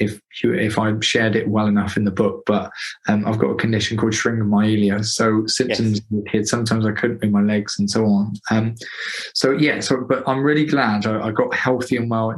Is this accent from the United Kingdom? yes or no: yes; Gloucester, South West England, United Kingdom; I'm from Gloucester